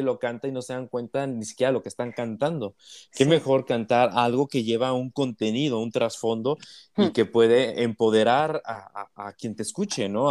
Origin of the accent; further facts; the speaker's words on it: Mexico; aquí en México y en América Latina